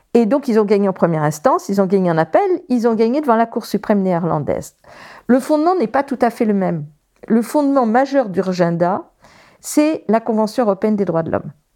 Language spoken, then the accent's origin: French; Paris, Île-de-France, France; je grandis à Paris